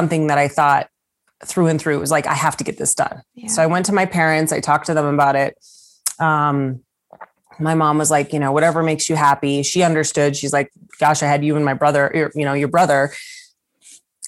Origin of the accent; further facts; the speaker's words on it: the Bay Area, California, United States; I'm from the Bay Area.